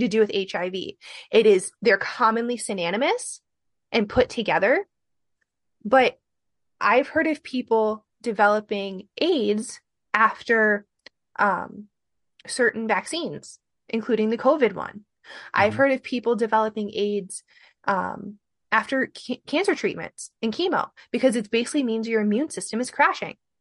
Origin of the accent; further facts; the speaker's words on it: Midwest, United States; also born or lived in Michigan; I'm from the Midwest